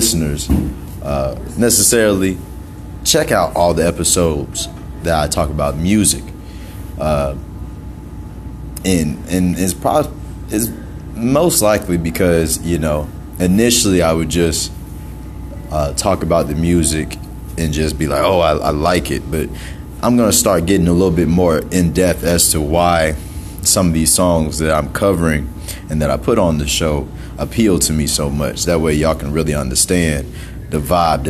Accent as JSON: {"language": "English", "town": "Greenville", "region": "South Carolina", "country": "United States", "moved": "yes", "lives_now": "Atlanta, United States", "said": "Greenville, South Carolina, originally. But I live in Atlanta."}